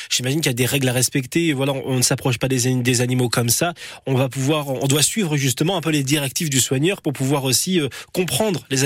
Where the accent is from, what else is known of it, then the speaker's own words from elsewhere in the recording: south of France, France; je viens du Sud. je viens du Sud sur France Bleu Nord